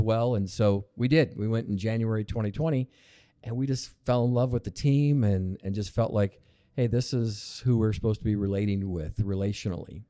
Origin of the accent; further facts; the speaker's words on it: Lebanon, Oregon, United States; also born or lived in California / Portland, Oregon; pretty much grew up in Lebanon